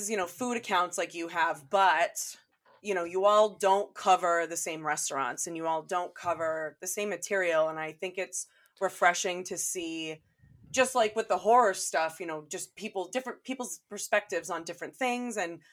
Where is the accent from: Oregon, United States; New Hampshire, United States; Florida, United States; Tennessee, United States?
New Hampshire, United States; moved away; I'm from New Hampshire